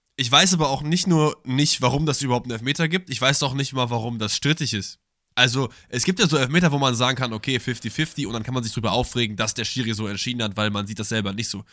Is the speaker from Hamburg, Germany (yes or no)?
no; Cologne, North Rhine-Westphalia, Germany; ich bin ja auch eigentlich Kölner